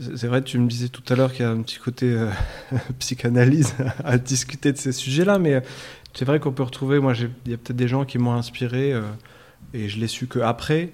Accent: Versailles, Île-de-France, France; moved away as an adult; now in Morocco; moi j'ai grandi en France, en région parisienne, une, dans une ville qui s'appelle Versailles

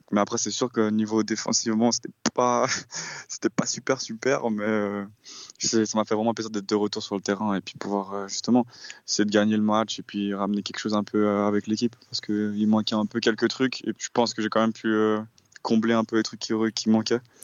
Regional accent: Switzerland; en tant que Suisse, enfin les joueurs suisses

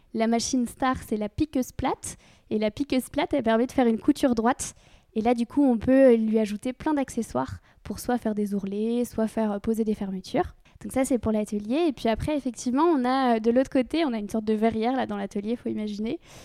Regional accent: Normandy, France; J'ai grandi en Normandie

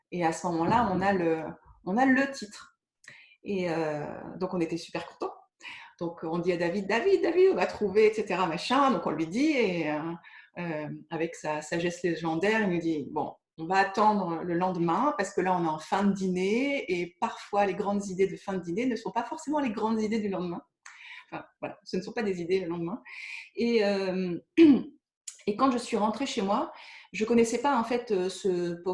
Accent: Caen, Normandy, France; Je ne faisais partie d'aucun cercle de lecture parce que je venais de Caen et j'avais ben, personne en région parisienne.

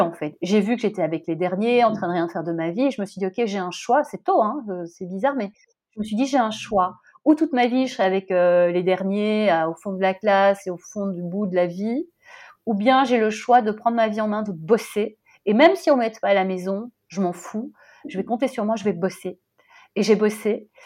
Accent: Brussels, Brussels-Capital Region, Belgium; j'ai grandi à Bruxelles

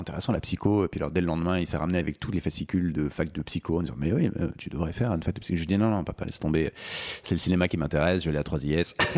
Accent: Maurepas, Île-de-France, France; also born or lived in Paris; je suis né le 9 mars 1989 à Paris 14e. Et j'ai grandi ensuite en banlieue parisienne, euh, dans une petite ville qui s'appelle Maurepas, à côté de Trappes

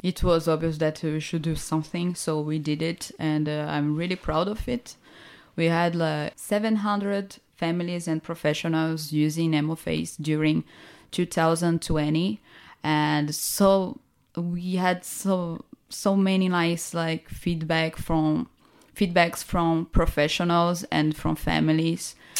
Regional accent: Recife, Pernambuco, Brazil; I'm from Recife

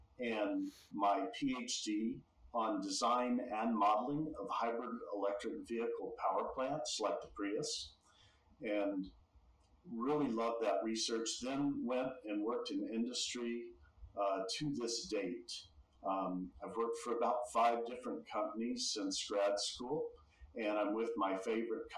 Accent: Texas, United States; born and raised in Texas

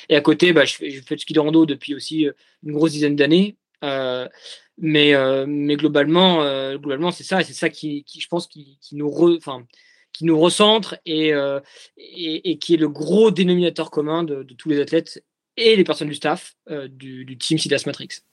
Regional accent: Jura, Bourgogne-Franche-Comté, France; now in Courchevel, France; je suis jurassien d'origine

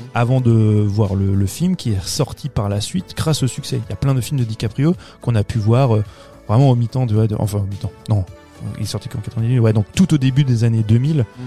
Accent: France; Chez nous, en France

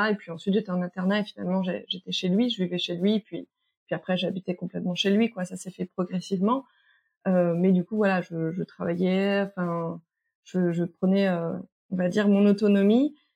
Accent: French Guiana; j'ai grandi une partie de mon enfance en Guyane.

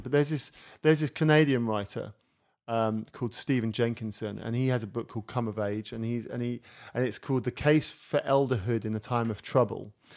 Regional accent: England, United Kingdom; moved away as an adult; now in France; I live in France, I'm English

